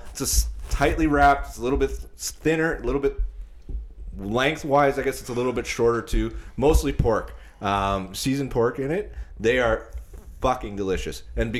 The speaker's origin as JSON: {"language": "English", "town": "Winnipeg", "region": "Manitoba", "country": "Canada", "tie": "born or raised there", "said": "living in the North End, growing up in the North End"}